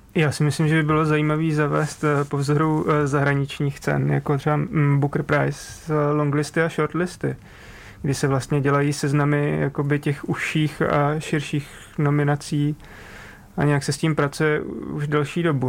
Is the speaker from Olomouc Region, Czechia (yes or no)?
yes; Přerov, Olomouc Region, Czechia; jsem z Přerova